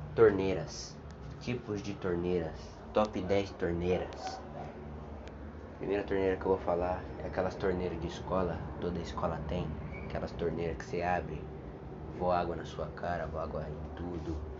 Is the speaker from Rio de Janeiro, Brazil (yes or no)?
no; Osasco, São Paulo, Brazil; Sou de Osasco